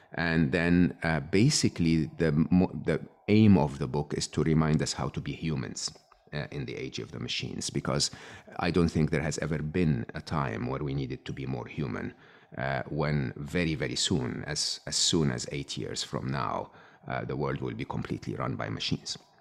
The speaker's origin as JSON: {"language": "English", "country": "Egypt", "tie": "born or raised there", "said": "I was born and raised in Egypt"}